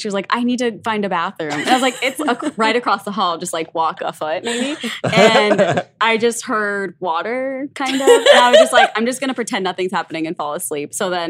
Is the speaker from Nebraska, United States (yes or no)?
yes; Omaha, Nebraska, United States; I'm from Omaha, Nebraska